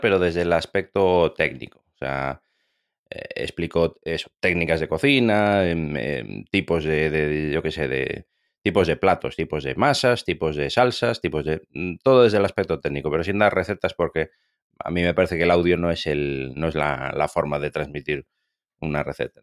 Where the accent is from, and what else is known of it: Galicia, Spain